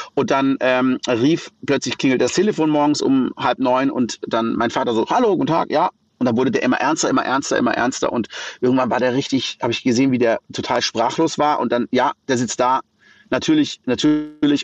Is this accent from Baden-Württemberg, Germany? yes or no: yes; Black Forest, Baden-Württemberg, Germany; ich bin im Schwarzwald geboren und da aufgewachsen in einem ganz kleinen Dorf mit wenigen Einwohnern